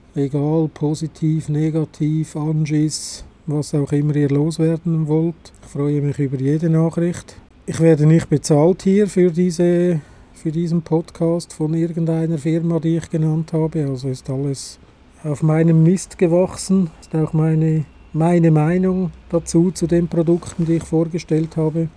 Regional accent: Switzerland; also born or lived in Adliswil, Switzerland; Bei uns in der Schweiz

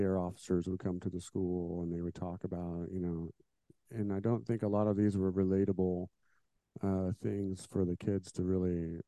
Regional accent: Indiana, United States; I was born and raised here, and I've lived here pretty much my whole life

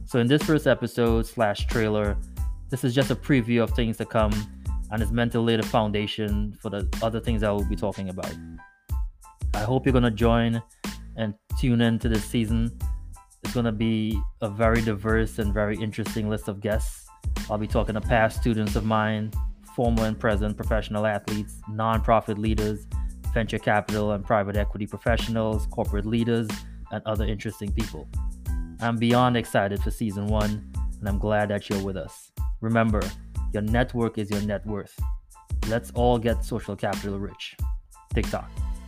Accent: Trinidad & Tobago; moved away as an adult; now in United States; I grew up in Trinidad and moved to the U S after high school

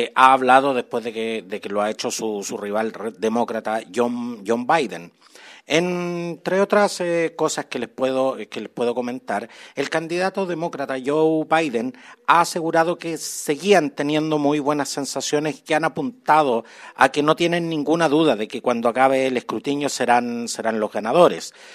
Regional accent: Chile; nuestro querido Chile

